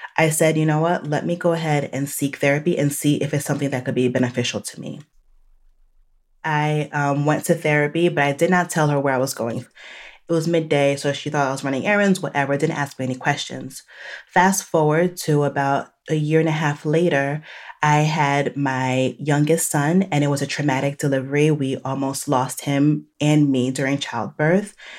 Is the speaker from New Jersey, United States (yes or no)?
yes; New Jersey, United States; moved away as an adult; also born or lived in Chicago; now in Charlotte, North Carolina, United States; I am Haitian American, born and raised in New Jersey, and now living in the South